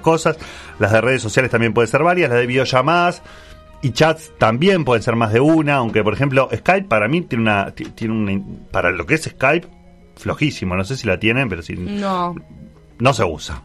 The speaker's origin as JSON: {"language": "Spanish", "region": "Montevideo", "country": "Uruguay", "said": "como montevideano"}